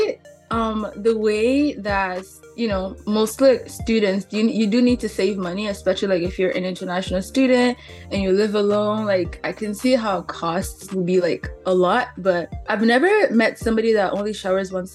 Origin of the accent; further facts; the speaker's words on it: Angola; now in Canada; I was born in Angola